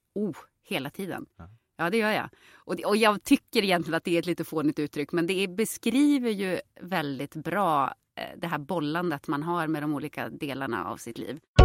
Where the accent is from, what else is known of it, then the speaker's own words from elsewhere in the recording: Jokkmokk, Norrbotten County, Sweden; also born or lived in Påarp, Skåne; now in Stockholm, Sweden; jag är ju uppväxt i Jokkmokk och i Jokkmokk så är ju alla röda